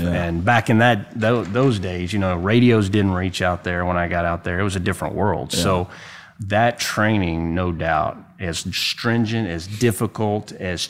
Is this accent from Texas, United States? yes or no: yes; Austin, Texas, United States; I said, well, you know, I'm from Austin. I sure would like to stay.